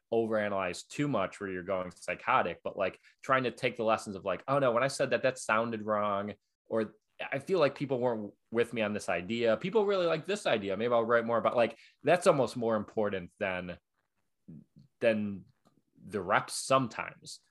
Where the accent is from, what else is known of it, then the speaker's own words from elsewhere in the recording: Buffalo, New York, United States; now in New York, United States; in Buffalo, where I'm from